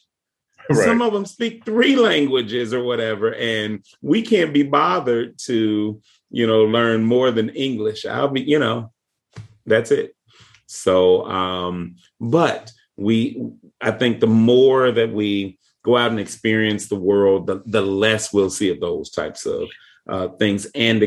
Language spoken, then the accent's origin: English; United States; I am an American